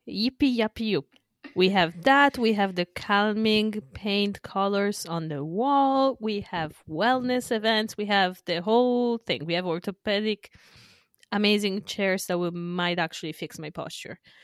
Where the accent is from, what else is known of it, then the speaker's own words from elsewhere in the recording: northern Italy, Italy; moved away; my hometown in the north